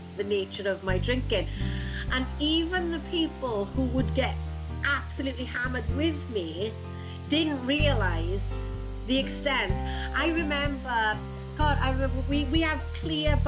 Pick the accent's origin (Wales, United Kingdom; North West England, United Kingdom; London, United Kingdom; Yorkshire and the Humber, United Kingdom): Wales, United Kingdom; South; also born or lived in Rhondda Valley; I'm from South Wales in the UK.